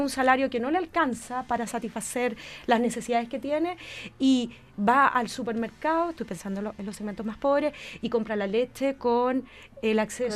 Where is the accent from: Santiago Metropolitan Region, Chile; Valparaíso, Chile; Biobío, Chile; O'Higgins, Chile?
O'Higgins, Chile; Rancagua; Yo vengo de Rancagua